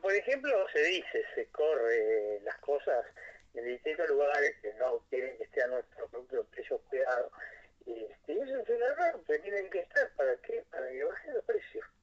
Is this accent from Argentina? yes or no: yes; Argentina; que nos vaya bien a todos los argentinos